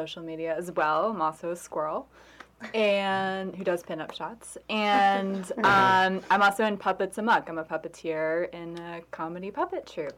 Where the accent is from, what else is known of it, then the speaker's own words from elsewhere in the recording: Turkey; English is a second language; moved away; I'm from another land called Turkey. Yeah, English is my second language